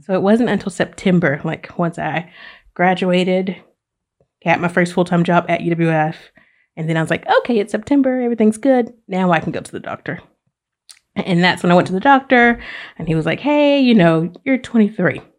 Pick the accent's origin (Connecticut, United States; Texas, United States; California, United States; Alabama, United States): Alabama, United States; Oxford; moved away as an adult; now in Pensacola, United States; I am originally from Oxford, Alabama